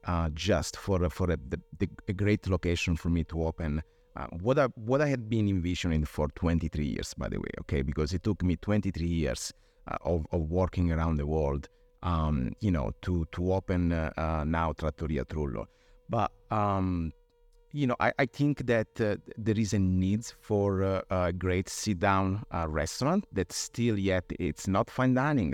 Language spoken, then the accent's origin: English; Apulia, Italy; moved away; I was born and raised in Italy, in, uh, Puglia, uh, on the southeast coast of Italy